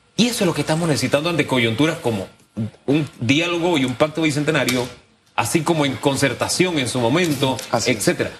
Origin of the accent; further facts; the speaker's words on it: Panama; como panameños